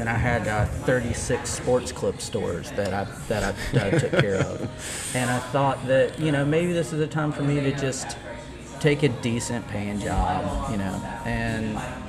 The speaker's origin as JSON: {"language": "English", "town": "Charlotte", "region": "North Carolina", "country": "United States", "tie": "born or raised there", "also_born_or_lived": "Asheville, North Carolina", "said": "I grew up in the Charlotte area"}